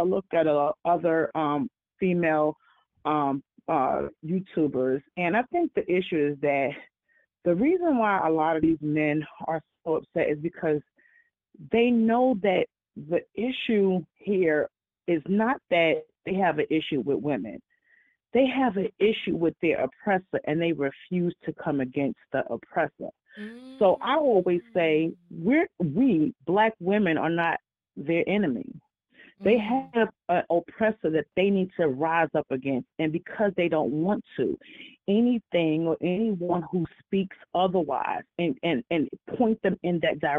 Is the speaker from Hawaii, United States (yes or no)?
no; New York, United States; Hey, Tanya. This is … How are you? And I'm from New York.